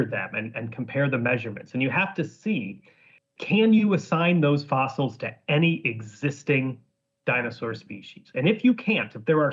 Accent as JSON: {"language": "English", "region": "Northern Illinois", "country": "United States", "tie": "born or raised there", "also_born_or_lived": "Scotland", "moved": "as an adult", "lives_now": "Edinburgh, United Kingdom", "said": "I'm from Northern Illinois"}